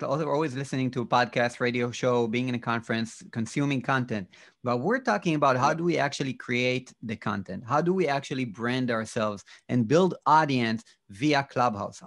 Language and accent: English; Israel; I'm from Israel